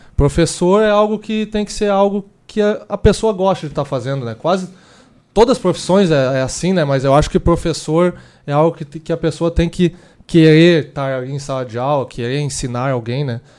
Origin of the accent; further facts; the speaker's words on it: Lajeado, Rio Grande do Sul, Brazil; sou natural de Lajeado, e lá no Moisés Cândido Veloso, onde eu, eu estudei